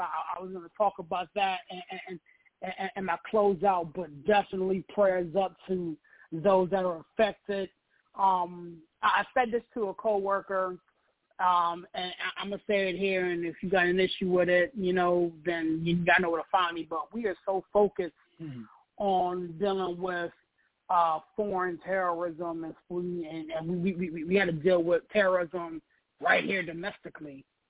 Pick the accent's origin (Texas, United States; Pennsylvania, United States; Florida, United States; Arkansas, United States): Pennsylvania, United States; Pittsburgh; now in Washington, D.C. metro area, United States; I'm from Pittsburgh, but I stay out here in the metro D.C. area.